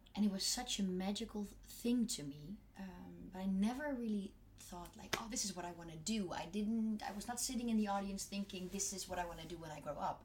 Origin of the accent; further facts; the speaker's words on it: North Brabant, Netherlands; now in Germany; I come from Brabant, which is a bit more in the south.